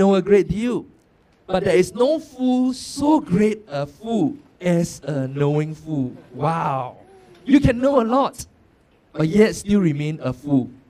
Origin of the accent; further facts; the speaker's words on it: Singapore; I'm born and bred in Singapore